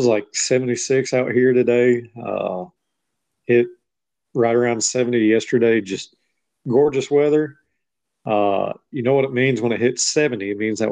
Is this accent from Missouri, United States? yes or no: yes; Joplin, Missouri, United States; I was all Joplin, Missouri